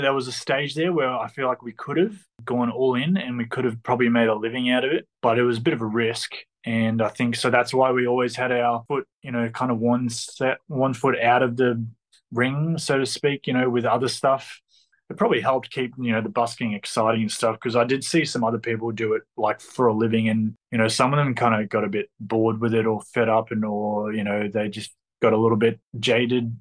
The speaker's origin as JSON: {"language": "English", "town": "Melbourne", "region": "Victoria", "country": "Australia", "said": "I'm from Melbourne, Victoria."}